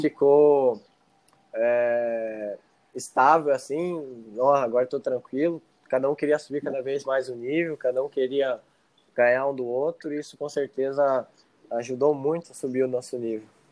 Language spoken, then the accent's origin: Portuguese; Serranópolis do Iguaçu, Paraná, Brazil; now in Medianeira, Brazil; Eu nasci em Serranópolis do Iguaçu, mas hoje eu moro em Medianeiras, moro junto com a minha mãe